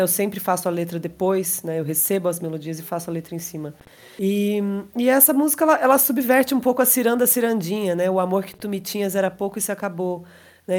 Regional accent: interior of São Paulo, Brazil; à minha terra, né, ao interior de São Paulo

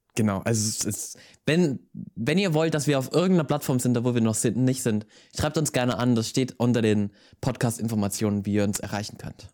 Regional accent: Styria, Austria; ich komme aus der Steiermark, das ist ähm, übrigens in Österreich

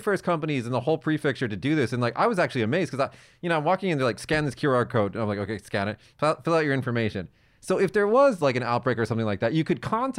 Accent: United States; now in Japan; As the American here

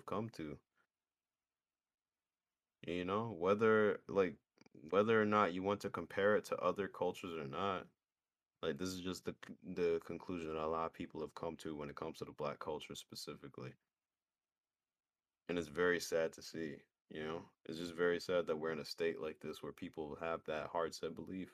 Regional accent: New York, United States; I'm a New Yorker

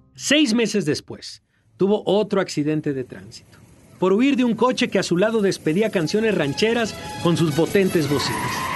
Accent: Mexico

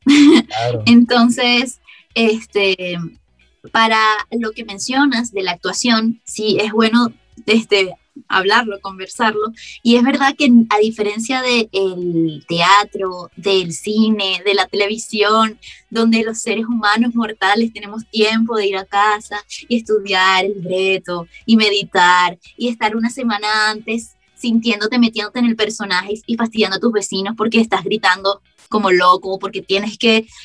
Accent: Caracas, Capital District, Venezuela; accent: caraqueño suavizado; now in Germany; Hablo en mi caraqueño suavizado

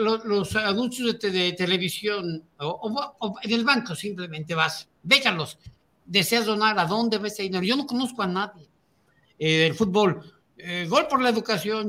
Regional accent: Mexico; yo soy mexicano y vivo aquí

